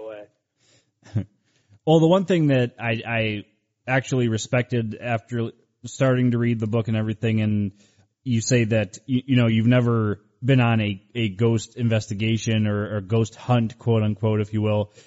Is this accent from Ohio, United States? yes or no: yes; Cleveland, Ohio, United States; moved away; I'm originally from Cleveland, Ohio